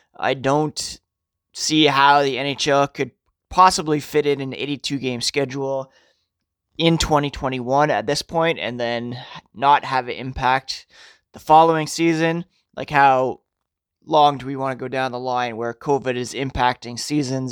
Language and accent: English; Ottawa, Ontario, Canada; I grew up in Ottawa